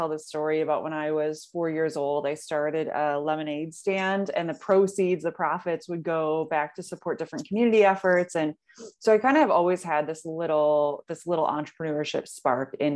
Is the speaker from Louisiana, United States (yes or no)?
no; Detroit, Michigan, United States; also born or lived in Washington, D.C.; come back to my home, come back to Michigan, move back to Detroit